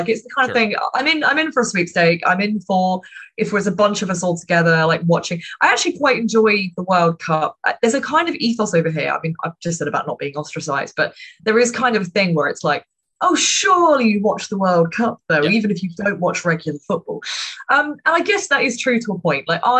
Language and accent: English; United Kingdom; it's a strange duality to being a Brit. You're both proud and ashamed at the same time.